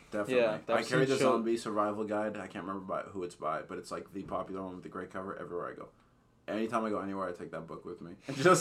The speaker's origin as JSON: {"language": "English", "country": "Canada", "said": "Dude, I'm Canadian."}